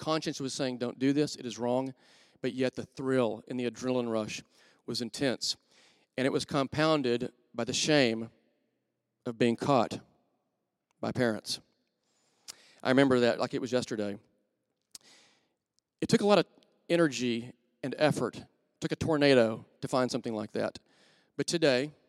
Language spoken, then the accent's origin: English; Wichita Falls, Texas, United States; I grew up in Wichita Falls, Texas